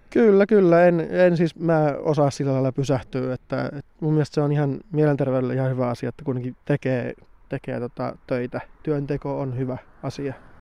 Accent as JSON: {"language": "Finnish", "area": "Tornio / Kemijärvi", "region": "Lapland", "country": "Finland", "tie": "born or raised there", "said": "muutin sitten Torniosta Kemijärvelle"}